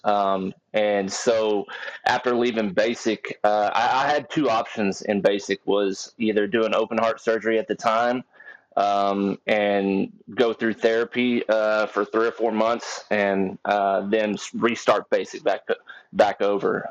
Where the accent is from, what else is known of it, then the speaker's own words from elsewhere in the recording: Texas, United States; I'm from Texas. Uh, 32 years old, and you know I, have I've been around guns my whole life since I was a little kid. Uh, grew up out on a farm